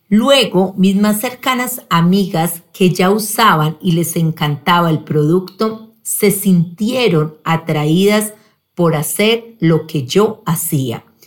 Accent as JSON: {"language": "Spanish", "town": "Pereira", "region": "Risaralda", "country": "Colombia", "tie": "born or raised there", "said": "Nací en Pereira, soy la mayor de tres hermanos"}